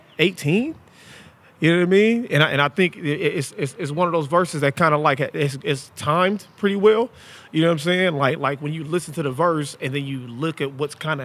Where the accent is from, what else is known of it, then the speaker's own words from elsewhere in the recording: Portland, Oregon, United States; I'm from Portland, Oregon